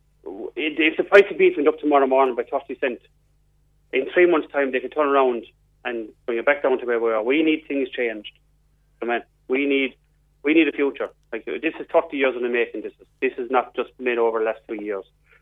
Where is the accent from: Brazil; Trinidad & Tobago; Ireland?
Ireland; Galbally; That's in my own village. I'm actually from Galvilly, not Ballylandos.